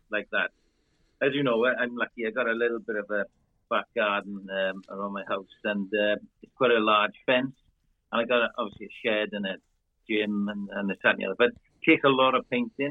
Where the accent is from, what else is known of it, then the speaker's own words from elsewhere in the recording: Welsh, Wales, United Kingdom; accent: Welsh; we rabbit on in our Welsh dialect very quickly